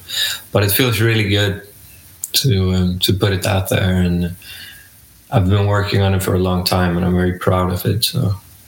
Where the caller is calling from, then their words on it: Gothenburg, Västra Götaland, Sweden; I'm joining you from Gothenburg, Sweden.